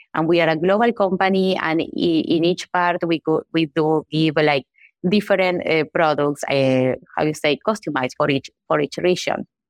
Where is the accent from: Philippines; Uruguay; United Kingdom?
Uruguay; moved away as an adult; I am from Uruguay. I was born there and grew up, and I did my undergraduate there